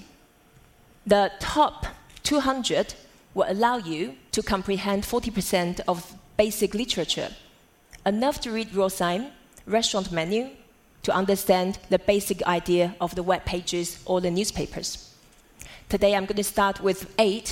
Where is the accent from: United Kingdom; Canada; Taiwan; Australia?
Taiwan; Growing up in Taiwan as a daughter of calligrapher